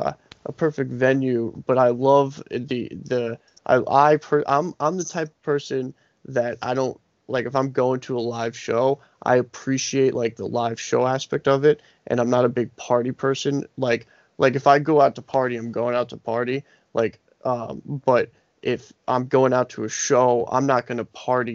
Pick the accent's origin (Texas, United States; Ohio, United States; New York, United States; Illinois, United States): New York, United States; Long Island; I'm from Long Island, and we have a venue out here that's pretty well-known.